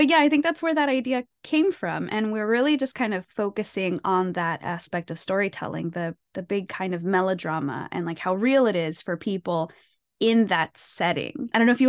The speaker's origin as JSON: {"language": "English", "country": "United States", "said": "I'm Mexican American. My parents are immigrants from Mexico."}